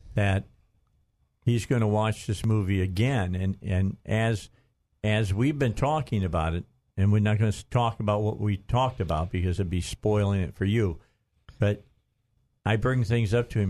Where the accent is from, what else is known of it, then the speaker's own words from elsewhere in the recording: Gary, Indiana, United States; We're both from Indiana. He's from Lafayette. I'm from Gary.